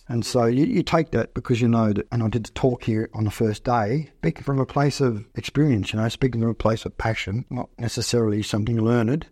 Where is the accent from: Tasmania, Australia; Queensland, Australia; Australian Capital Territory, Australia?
Australian Capital Territory, Australia; Canberra; also born or lived in Malaysia; growing up in Canberra when it was very small, under a hundred thousand people